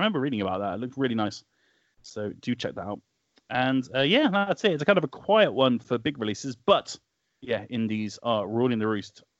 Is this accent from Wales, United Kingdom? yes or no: yes; Wales, United Kingdom; My hometown of Wales.